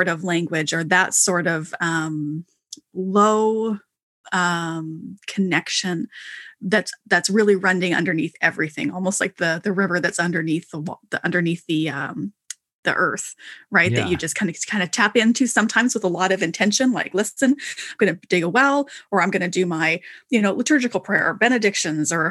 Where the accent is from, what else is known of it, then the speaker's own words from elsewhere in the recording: Canada; I'm Canadian